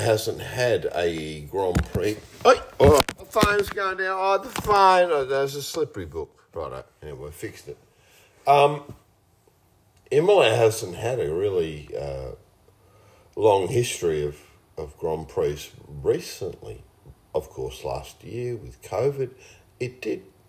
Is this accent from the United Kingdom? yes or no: no; Australia; I'm an Australian